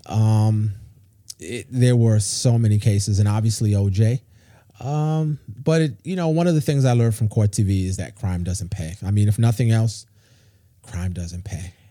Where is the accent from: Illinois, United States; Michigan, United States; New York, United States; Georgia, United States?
New York, United States; New York City; now in Charlotte, United States; I grew up in New York City